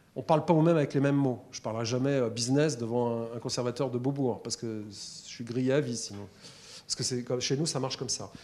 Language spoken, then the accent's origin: French; Paris, Île-de-France, France; Je suis parisien, j'avais vu trois vaches dans ma vie